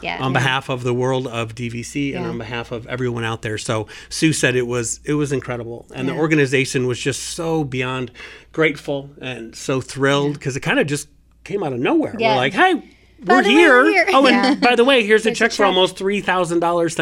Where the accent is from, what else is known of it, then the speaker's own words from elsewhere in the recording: Indiana, United States; moved away; I grew up in Indiana